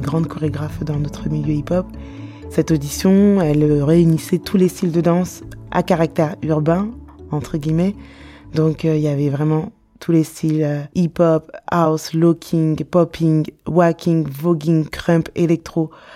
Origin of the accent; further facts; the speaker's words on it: Sarcelles, Île-de-France, France; Je suis née à Sarcelles